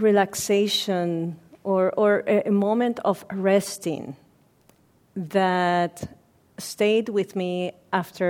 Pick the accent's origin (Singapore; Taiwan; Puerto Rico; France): Puerto Rico; moved away as an adult; also born or lived in Ohio, United States; now in Redwood City, United States; I was born in Puerto Rico, and I came to the States in 1991.